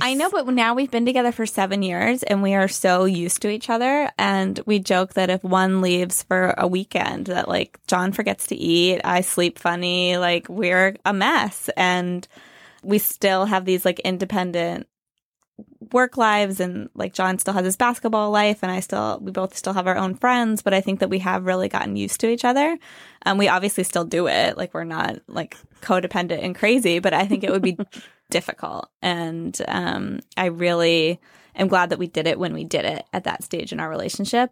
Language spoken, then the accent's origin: English; Pennsylvania, United States; moved away as an adult; also born or lived in Chicago; now in New York, United States; I'm from Pennsylvania